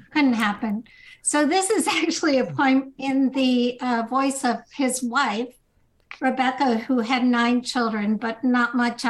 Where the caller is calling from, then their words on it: Evanston, Illinois, United States; Evanston, Illinois.